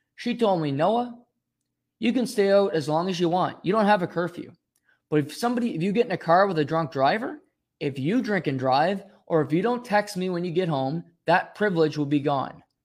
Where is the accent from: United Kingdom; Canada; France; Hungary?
Canada; also born or lived in Rexton, New Brunswick; we're Canadian